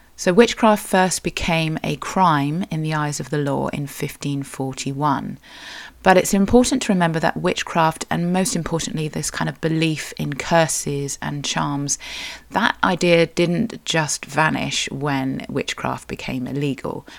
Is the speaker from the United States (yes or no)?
no; Cornwall, South West England, United Kingdom; I am a Cornish writer